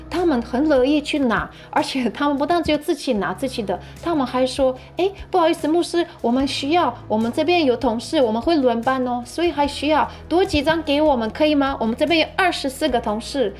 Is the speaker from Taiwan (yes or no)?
no; Ukraine; moved away; 我家乡就有，呃，好几个教会